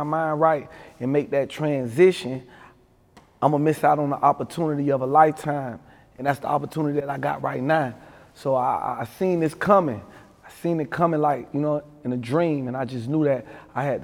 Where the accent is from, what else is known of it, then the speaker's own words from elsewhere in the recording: Miami, Florida, United States; growing up in Overtown, man, I grew up in the 4 Cent